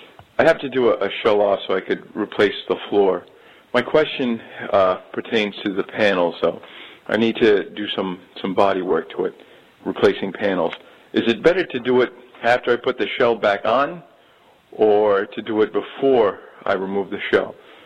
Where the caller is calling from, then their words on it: Middleborough, Massachusetts, United States; I'm calling from Middleborough, Massachusetts.